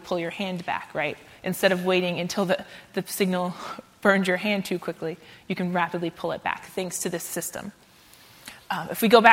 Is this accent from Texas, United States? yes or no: yes; Central Texas, United States; moved away; I'm from Texas. I went to high school in Central Texas